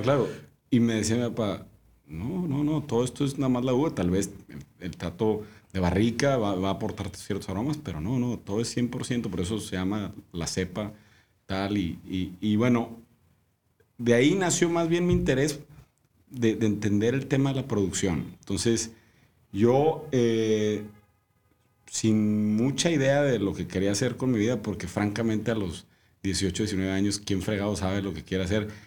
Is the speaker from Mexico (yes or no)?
yes; Monterrey, Nuevo León, Mexico; moved away as an adult; also born or lived in Australia; soy de Monterrey, ¿no? Yo, de aquí toda la vida.